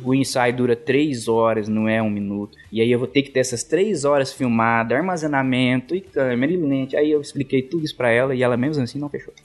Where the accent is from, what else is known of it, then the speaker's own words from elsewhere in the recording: Guaíra, São Paulo, Brazil; moved away; Guaíra, que é minha cidade natal